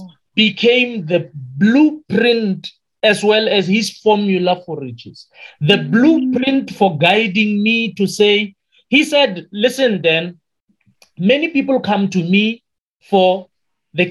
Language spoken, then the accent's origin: English; Limpopo, South Africa; first language Sepedi; English is a second language; moved away; also born or lived in Western Cape; To the people in Limpopo, where I come from, I am really a coconut